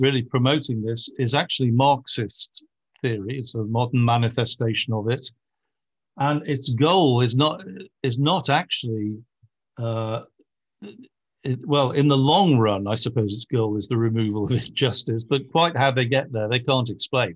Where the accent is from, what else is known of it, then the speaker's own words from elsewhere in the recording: Liverpool, North West England, United Kingdom; I come from Britain, where even the right wing is the left wing, shall we say, uh, and especially, uh, from Liverpool, where I come from